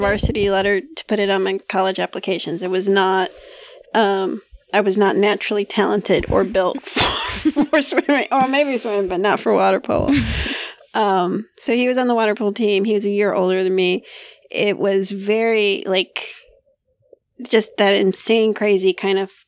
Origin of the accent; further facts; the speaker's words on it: Hialeah, Florida, United States; I'm from Hialeah